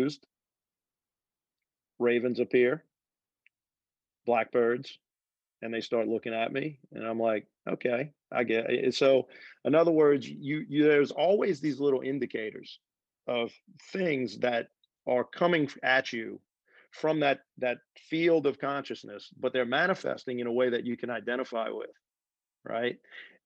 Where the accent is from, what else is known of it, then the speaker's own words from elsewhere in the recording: New Orleans, Louisiana, United States; I grew up in the swamps. I mean, I'm from New Orleans. So a lot of my childhood was fishing, hunting, trotting in the swamps